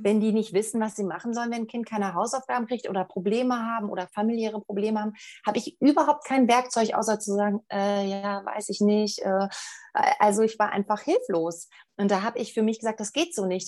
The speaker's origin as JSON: {"language": "German", "country": "Germany", "said": "hier bei uns in Deutschland"}